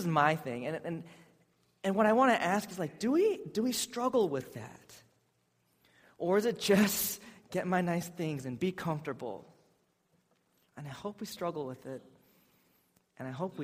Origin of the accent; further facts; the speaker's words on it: Seattle, Washington, United States; I'm from Seattle